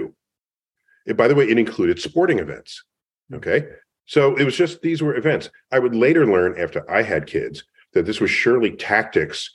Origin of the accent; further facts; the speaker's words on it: New York City, New York, United States; I grew up in New York City in the Bronx